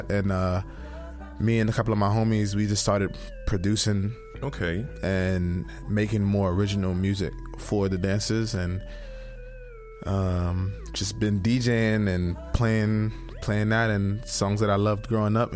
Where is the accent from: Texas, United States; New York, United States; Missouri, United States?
New York, United States; Brooklyn; I'm from Brooklyn, New York, and I'm one of the pioneers of a style called FDM, which is flex dance music.